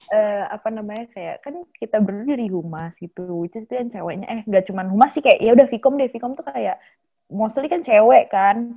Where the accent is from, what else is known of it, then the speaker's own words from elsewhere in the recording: Bekasi, West Java, Indonesia; Aku dari Bekasi